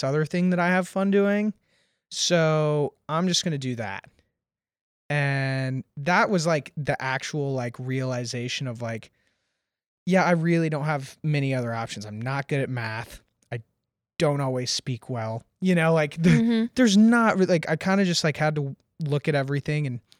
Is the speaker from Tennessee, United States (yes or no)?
yes; Nashville, Tennessee, United States; So I grew up here in Nashville, and my father was like a relatively prominent concert producer, promoter, radio host, drummer, and did like a lot in the community here.